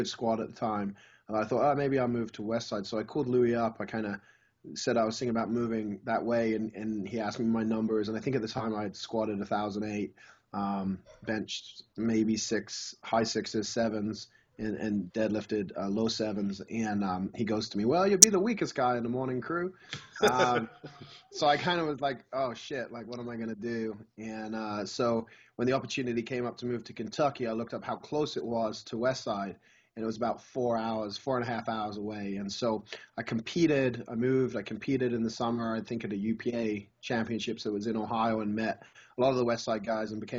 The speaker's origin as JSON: {"language": "English", "region": "England", "country": "United Kingdom", "tie": "born or raised there", "moved": "yes", "lives_now": "United States", "said": "I grew up in England"}